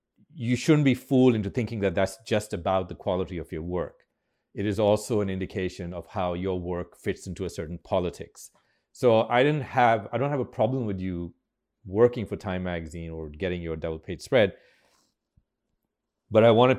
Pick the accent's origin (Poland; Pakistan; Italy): Pakistan; And the irony is, of course, that I'm more American than Pakistani.